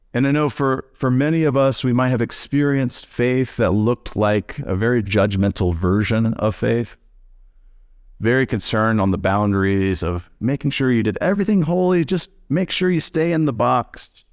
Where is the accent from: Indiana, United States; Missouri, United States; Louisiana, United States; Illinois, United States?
Missouri, United States; now in Jackson, Michigan, United States; I'm from Missouri, so I'm from the show me state